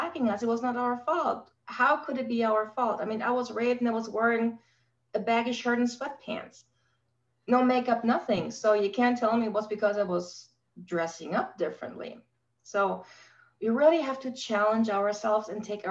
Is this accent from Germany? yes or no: yes; Germany; I grew up in Germany post-war.